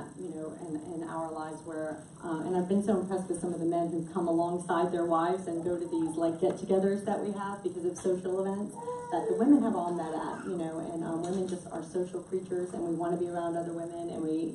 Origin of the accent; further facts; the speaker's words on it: Miami, Florida, United States; moved away as an adult; also born or lived in Alabama; we're both from Miami.